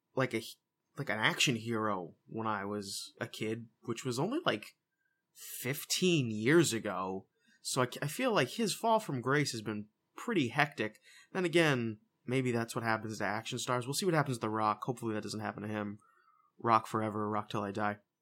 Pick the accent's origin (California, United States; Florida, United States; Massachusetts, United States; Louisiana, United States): Massachusetts, United States; Boston; We're from, we're from Boston. We're from the Massachusetts area